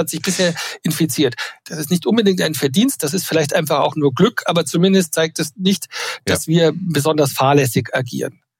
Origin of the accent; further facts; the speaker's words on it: Bavaria, Germany; Ich bin Bayer.